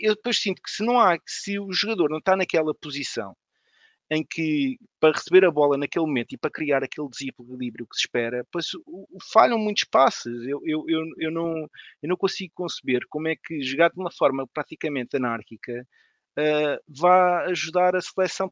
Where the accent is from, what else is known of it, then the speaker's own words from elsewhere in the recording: Odivelas, Lisbon, Portugal; sou de Canessas, sou de Canessas em Odivelas